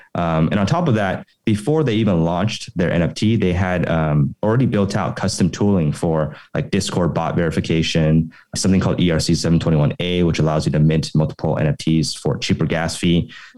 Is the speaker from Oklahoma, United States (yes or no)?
yes; Oklahoma City, Oklahoma, United States; moved away as an adult; also born or lived in Los Angeles / San Francisco / New York; now in Taipei, Taiwan; I grew up originally in Oklahoma City in the US and then went to study at UCLA